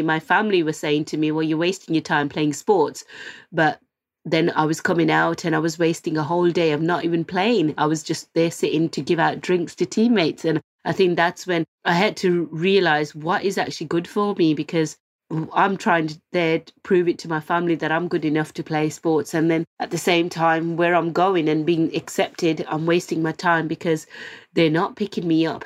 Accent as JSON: {"language": "English", "town": "Birmingham", "region": "West Midlands", "country": "United Kingdom", "said": "I was selected as one of the fourteen hometown heroes. We're all from Birmingham"}